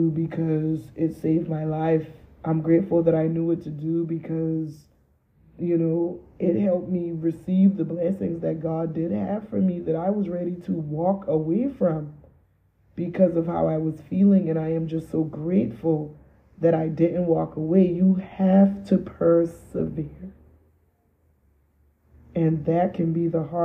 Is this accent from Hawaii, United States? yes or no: no; Charleston, South Carolina, United States; moved away as an adult; I lived in a town that was small enough, Charleston, South Carolina